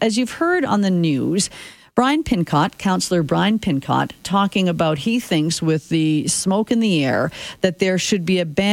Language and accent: English; Saskatchewan, Canada; now in Calgary, Canada; growing up in Saskatchewan, it was kind of cool to have the backyard fire going